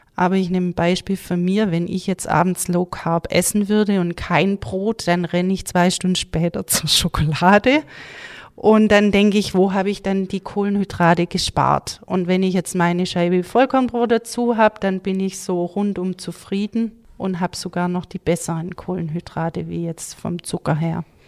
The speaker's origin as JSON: {"language": "German", "town": "Gaildorf", "region": "Baden-Württemberg", "country": "Germany", "tie": "born or raised there", "lives_now": "Uttenhofen, Germany", "said": "ich komme aus Galdorf, ähm, bin dort im Mehrgenerationshaus aufgewachsen"}